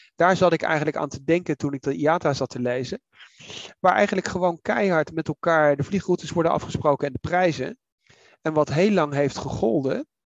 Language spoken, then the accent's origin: Dutch; The Hague, South Holland, Netherlands; ik ben in Den Haag opgegroeid